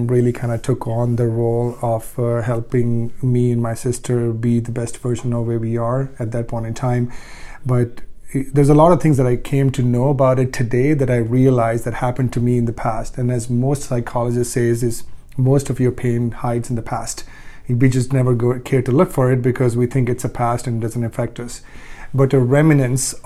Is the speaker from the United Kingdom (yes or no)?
no; Ludhiana, Punjab, India; moved away; I grew up in India for the most part, from a very small town in Ludhiana, Punjab